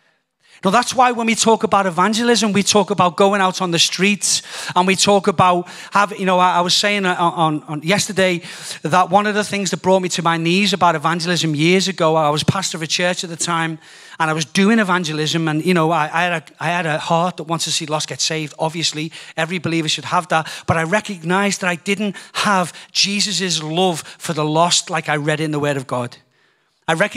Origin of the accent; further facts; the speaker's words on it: United Kingdom; also born or lived in Donegal, Ireland (family); being British